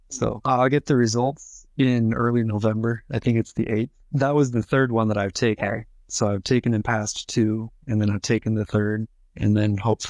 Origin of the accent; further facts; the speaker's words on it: Scottsbluff, Nebraska, United States; also born or lived in Lincoln, Nebraska / Chadron, Nebraska; So I came from Scotts Bluff, which is basically as close to a city as you're going to get in Western Nebraska. So I did not grow up anywhere near farms or anything like